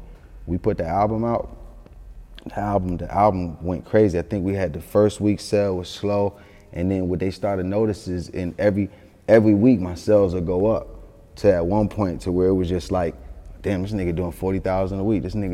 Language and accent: English; Atlanta, Georgia, United States; also born or lived in Yonkers, New York; I'm from Atlanta, but I was born in Yonkers, raised in Atlanta. But I was been in Atlanta since I was 3 years old.